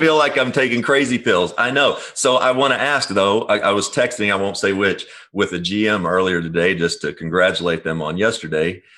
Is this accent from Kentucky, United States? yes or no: yes; Kentucky, United States; I'm from Kentucky.